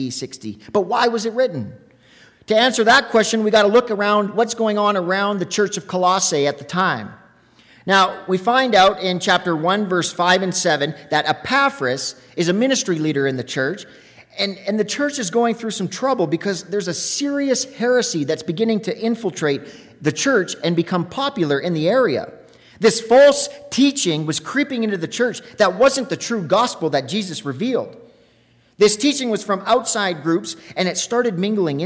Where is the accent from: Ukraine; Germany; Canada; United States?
Canada; Lac La Biche, Alberta; I'm from Lac La Biche, Alberta